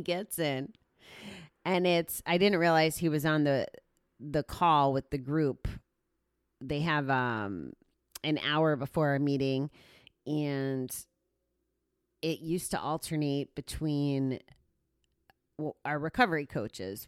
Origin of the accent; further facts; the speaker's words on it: Connecticut, United States; now in New York, United States; I was born and raised in Connecticut